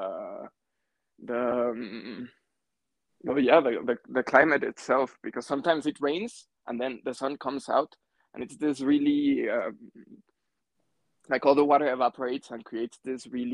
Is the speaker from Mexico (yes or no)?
yes; Mexico City, Mexico; also born or lived in Munich, Germany; I was born here in Mexico, in Mexico City